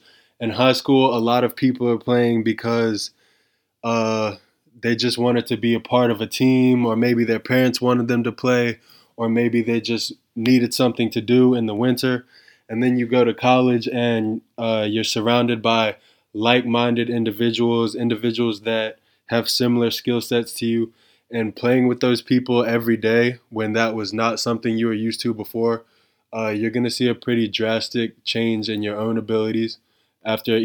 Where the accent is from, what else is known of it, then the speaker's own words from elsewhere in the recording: North Carolina, United States; the Hornets just because that's my home state team